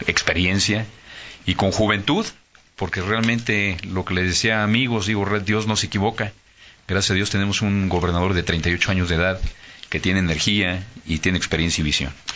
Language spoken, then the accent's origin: Spanish; Mexico; como mexicanos